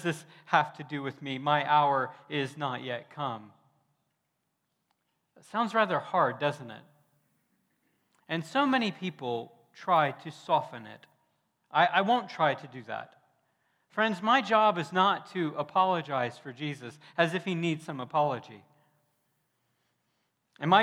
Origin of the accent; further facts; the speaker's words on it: Deep South, United States; moved away as an adult; also born or lived in Nebraska; I'm from the Deep South, and I grew up calling grown women ma'am